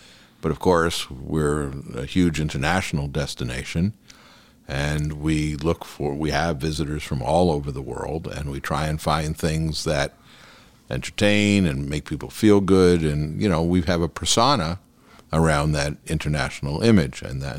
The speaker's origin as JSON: {"language": "English", "region": "New York", "country": "United States", "lives_now": "Beverly Hills, United States", "said": "I came from New York. I came to California in 1982. Beverly Hills in 94."}